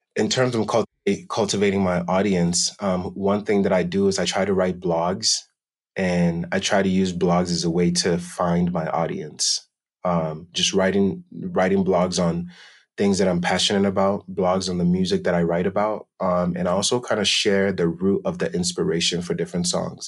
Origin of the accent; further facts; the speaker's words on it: Denver, Colorado, United States; also born or lived in Accra, Ghana; I was originally born and raised in Accra, Ghana, and grew up in Denver, Colorado, and have been living here ever since.